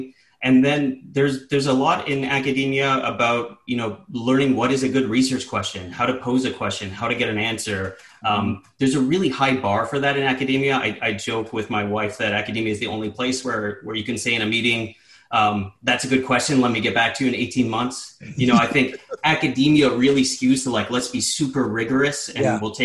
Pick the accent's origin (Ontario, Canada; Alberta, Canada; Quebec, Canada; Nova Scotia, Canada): Ontario, Canada; Sudbury; moved away; I grew up a Steelers fan in the 90s, growing up in Northern Ontario